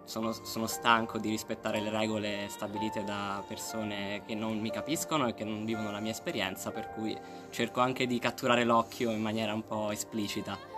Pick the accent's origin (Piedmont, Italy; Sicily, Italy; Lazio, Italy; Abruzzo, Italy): Abruzzo, Italy; Pescara; moved away as an adult; also born or lived in Rome, Italy; now in Turin, Italy; sono nato e cresciuto a Pescara